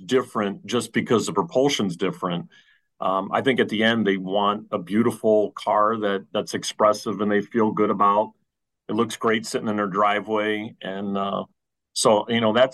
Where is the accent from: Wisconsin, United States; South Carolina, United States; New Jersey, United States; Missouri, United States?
New Jersey, United States; I'm from the East Coast, from New Jersey